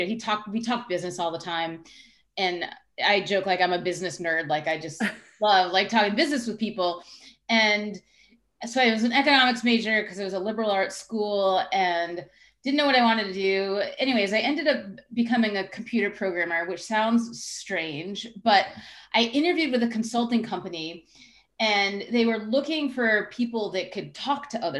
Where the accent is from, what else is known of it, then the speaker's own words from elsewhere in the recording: Longmeadow, Massachusetts, United States; now in New Hampshire, United States; I grew up in Western Mass. So I grew up in Longmeadow, which is a suburb of Springfield